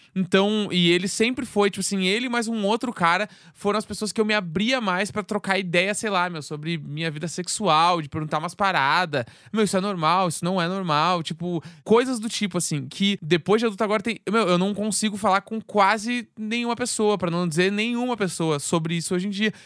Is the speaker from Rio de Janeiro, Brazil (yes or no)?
no; Rio Grande do Sul, Brazil; now in São Paulo, Brazil; eu sendo gaúcho